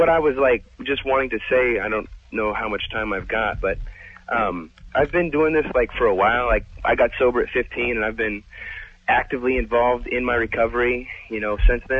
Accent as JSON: {"language": "English", "town": "Seattle", "region": "Washington", "country": "United States", "tie": "born or raised there", "also_born_or_lived": "California", "moved": "yes", "lives_now": "Tucson, United States", "said": "I'm from Seattle, too"}